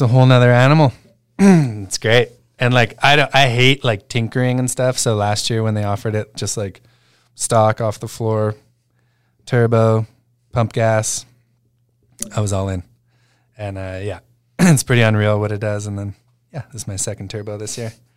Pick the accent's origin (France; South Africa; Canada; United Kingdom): Canada; Alberta; moved away; I'm from Alberta